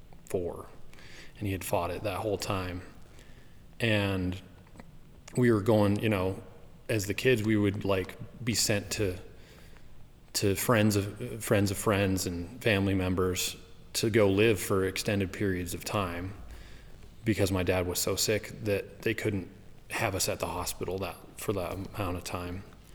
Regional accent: southwestern Wyoming, United States; I grew up in Wyoming, southwestern Wyoming, near the Uinta mountain range

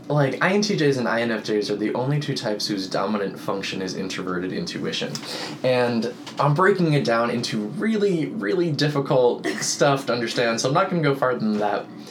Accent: Boynton Beach, Florida, United States; moved away as an adult; also born or lived in Tallahassee, Florida; I grew up in Boynton Beach, Florida, which is about 50 miles north of Miami on the East Coast

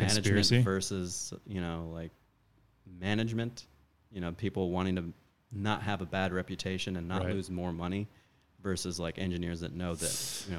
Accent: Virginia, United States; also born or lived in Houston, Texas; now in Los Angeles, United States; I'm originally from Virginia.

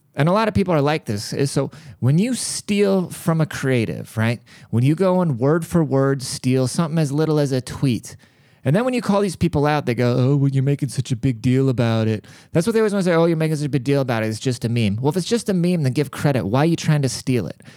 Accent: United States; a American born citizen

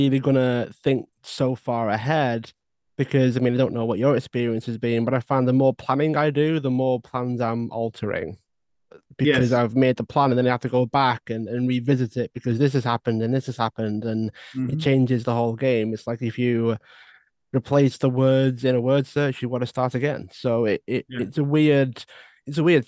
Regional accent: around Liverpool, North West England, United Kingdom; I'm around there

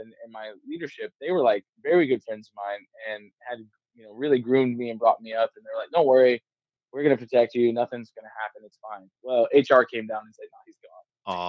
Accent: Georgia, United States; now in Missouri, United States; I moved to Missouri from South Georgia, North Florida area.

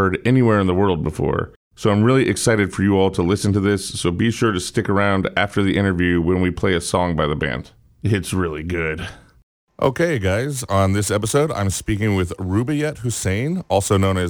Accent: United States; As an American

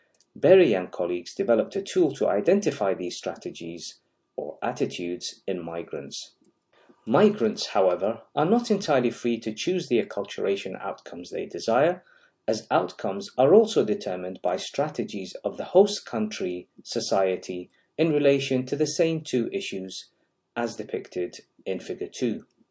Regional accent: Iraq; moved away as an adult; now in United Kingdom; I was born in Iraq, lived in the United Kingdom as a child for 5 years, graduated from medical school in Iraq, migrated to the United Kingdom where I undertook training in critical care and anesthesia

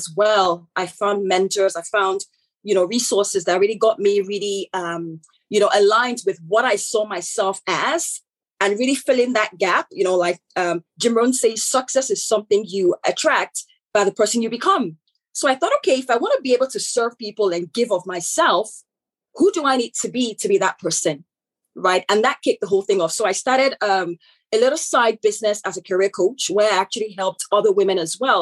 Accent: Nigeria; accent: African; moved away as an adult; also born or lived in United Kingdom; now in Canada; I am born Nigerian, so I'm originally from Nigeria, hence the African accent

